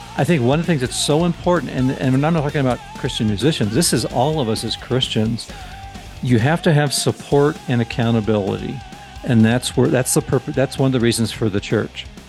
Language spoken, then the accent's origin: English; Southern California, United States; growing up in Southern California